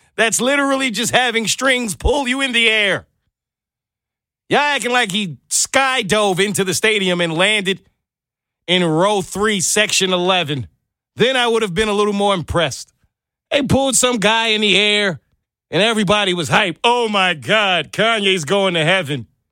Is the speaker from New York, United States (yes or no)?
yes; New York, United States; growing up as a kid in New York